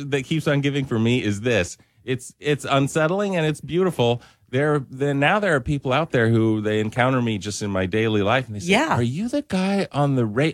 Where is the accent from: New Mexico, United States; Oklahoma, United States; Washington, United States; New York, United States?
Washington, United States; Spokane; now in Lafayette, United States; I'm originally from Spokane, Washington